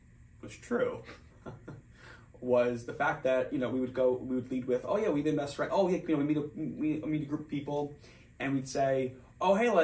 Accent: New Jersey, United States; We're both from New Jersey

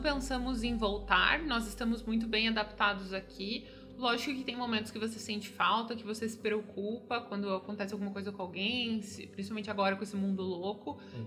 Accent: Curitiba, Paraná, Brazil; moved away as an adult; now in Canada; sou de Curitiba

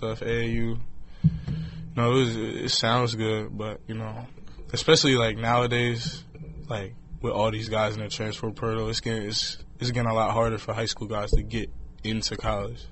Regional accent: Delaware, United States; I'm from Delaware.

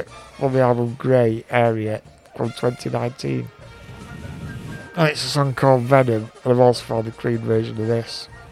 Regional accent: United Kingdom; I'm a British female rapper, actually.

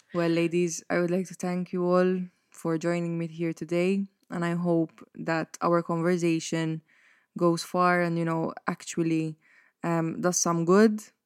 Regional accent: Mosta, Malta; when I stay at my parents' house in Mosta, which is my hometown, and also the house that I grew up

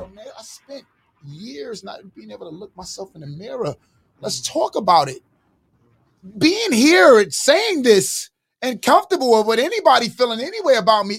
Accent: New York City, New York, United States; I'm from East New York

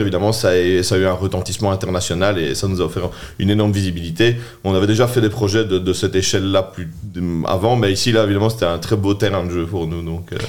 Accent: Charleroi, Wallonia, Belgium; also born or lived in Namur; je suis né à Charleroi, je suis né à Mont-sur-Marchienne, j'ai fait mes, premières primaires à sur marchienne j'ai étudié au Collège du Sacré-Cœur chez les Jésuites euh, en secondaire

